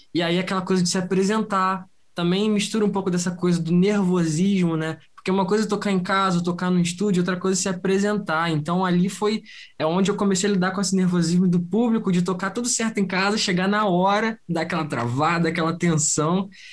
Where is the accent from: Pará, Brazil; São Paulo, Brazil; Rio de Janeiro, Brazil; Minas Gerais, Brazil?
Rio de Janeiro, Brazil; eu sou do Rio de Janeiro